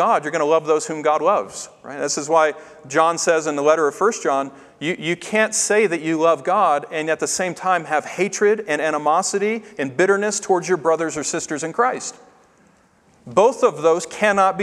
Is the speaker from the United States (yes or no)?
yes; Tennessee, United States; I grew up in Tennessee